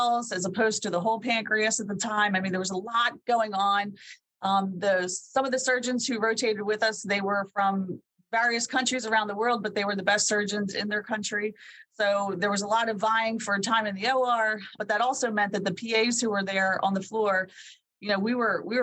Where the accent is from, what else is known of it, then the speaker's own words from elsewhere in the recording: Pennsylvania, United States; I found St. Francis in Loretto, Pennsylvania, my home state